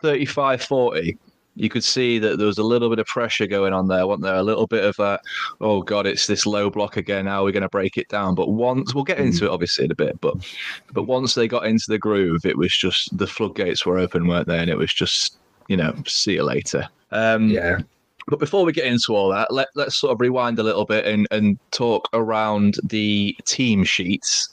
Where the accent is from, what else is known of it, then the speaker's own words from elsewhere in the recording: Grimsby, Yorkshire and the Humber, United Kingdom; also born or lived in Lincolnshire; we're from Lincolnshire, but I was born in Grimsby